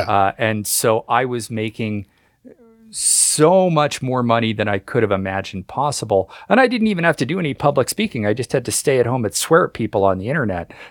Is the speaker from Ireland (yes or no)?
no; Canada; I'm Canadian